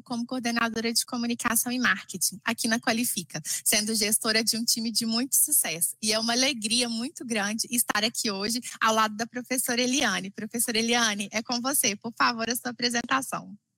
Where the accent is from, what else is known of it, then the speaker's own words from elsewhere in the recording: Minas Gerais, Brazil; sou nascida e criada aqui em Minas Gerais